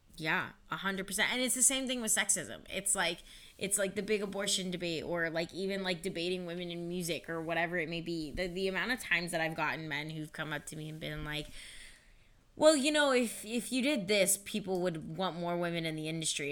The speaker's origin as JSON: {"language": "English", "town": "Avon Lake", "region": "Ohio", "country": "United States", "tie": "born or raised there", "also_born_or_lived": "San Jose, California", "said": "born in San Jose, California, but then I grew up in Avon Lake."}